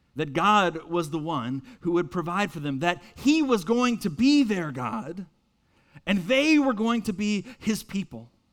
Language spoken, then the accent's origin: English; Winston-Salem, North Carolina, United States; moved away as an adult; also born or lived in Boston, Massachusetts; now in Mooresville, United States; I'm originally from Winston-Salem